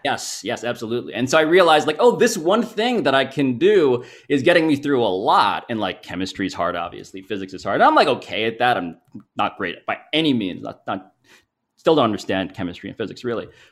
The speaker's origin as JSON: {"language": "English", "town": "New York City", "region": "New York", "country": "United States", "tie": "born or raised there", "said": "I'm from New York City. I'm from Manhattan."}